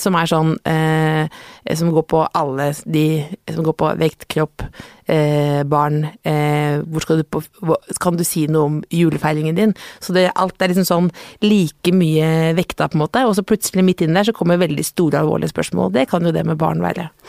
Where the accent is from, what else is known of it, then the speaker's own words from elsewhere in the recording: Jessheim, Akershus, Norway; moved away; Jeg kommer fra Jessheim, veldig hyggelig sted.